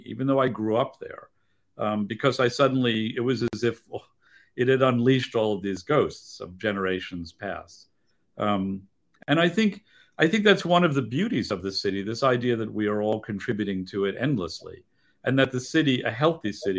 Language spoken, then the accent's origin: English; New York City, New York, United States; I grew up in Greenwich Village.